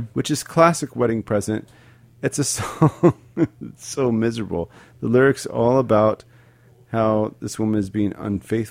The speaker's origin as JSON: {"language": "English", "town": "Dallas", "region": "Texas", "country": "United States", "tie": "born or raised there", "said": "my hometown of Dallas, Texas"}